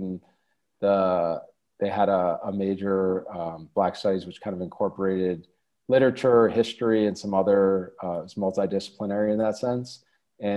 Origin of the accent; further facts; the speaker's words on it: Boston, Massachusetts, United States; moved away as an adult; now in Washington, DC, United States; I grew up in the Boston area.